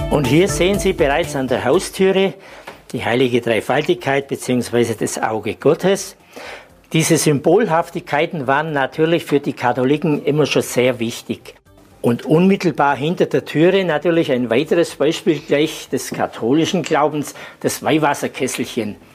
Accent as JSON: {"language": "German", "town": "Maria Steinbach", "region": "Bavaria", "country": "Germany", "said": "Ich komme hier aus dem Nachbarort aus Maria Steinbach und darf Sie heute durchs Museum führen."}